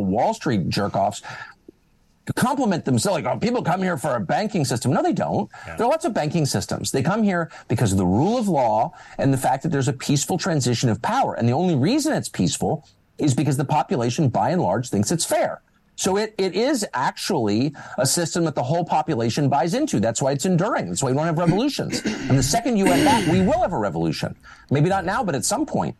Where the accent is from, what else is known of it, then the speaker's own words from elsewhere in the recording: Washington, United States; we're from Washington and we understand, my dad worked in government, I've been around it my whole life